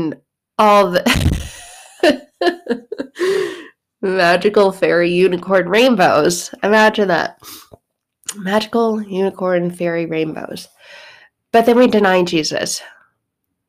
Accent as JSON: {"language": "English", "region": "Arizona", "country": "United States", "tie": "born or raised there", "said": "I grew up in Arizona."}